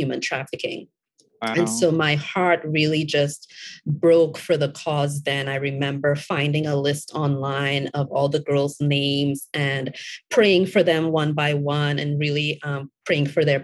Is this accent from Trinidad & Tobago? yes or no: yes; Trinidad & Tobago; also born or lived in Florida, United States; now in Atlanta, United States; I was born and raised in Trinidad and Tobago.